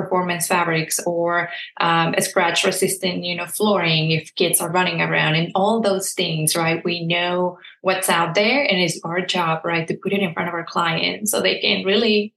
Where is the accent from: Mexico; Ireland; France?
Mexico; southern Mexico; English is a second language; moved away; I'm from Mexico and southern Mexico